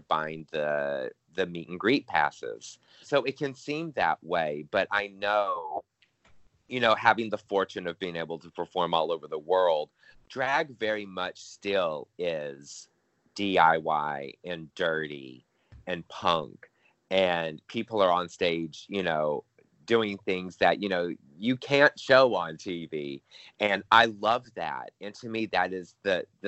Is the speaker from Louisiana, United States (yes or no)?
yes; Louisiana, United States; I was born and raised in Louisiana